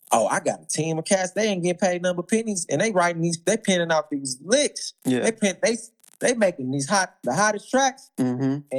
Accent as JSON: {"language": "English", "region": "the South", "country": "United States", "said": "look, I'm talking about I'm I'm already reckless because I'm from South."}